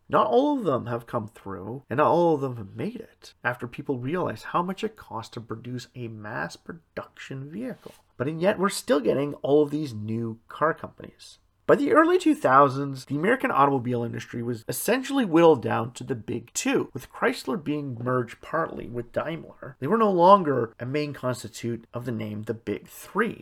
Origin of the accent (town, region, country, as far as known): Canada